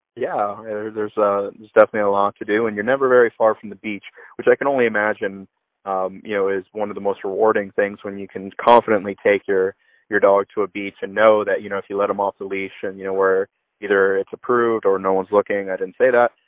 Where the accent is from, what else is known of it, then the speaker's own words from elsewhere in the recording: Orlando, Florida, United States; moved away; I grew up in Florida